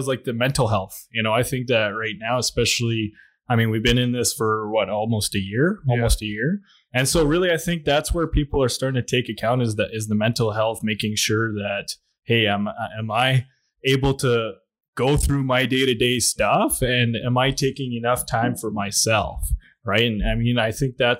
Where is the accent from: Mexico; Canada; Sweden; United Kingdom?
Canada; Williams Lake, British Columbia; moved away; also born or lived in Lac La Biche, Alberta; I was born in Williams Lake, BC.